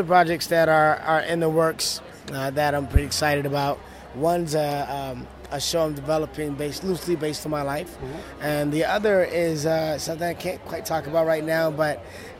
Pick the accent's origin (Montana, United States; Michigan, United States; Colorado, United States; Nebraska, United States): Michigan, United States; Detroit; I grew up in Detroit, Michigan. I grew up in the church